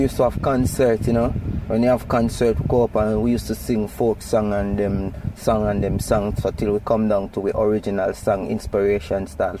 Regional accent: Springfield, Saint Mary, Jamaica; you know. I was born in St. Mary in a little district called Springfield, you know, along Guys Hill.

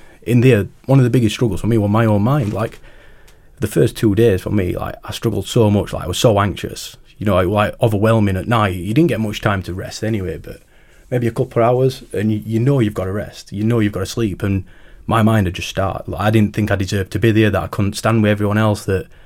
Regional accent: Rotherham, Yorkshire and the Humber, United Kingdom; from Rotherham

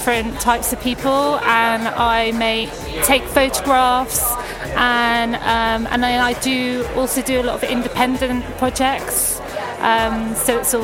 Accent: England, United Kingdom; we're English

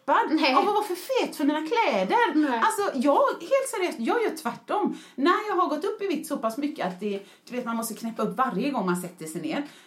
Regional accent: Mölndal, Västra Götaland, Sweden; jag är en förortsbrud från Mölndal som pratar bösigt

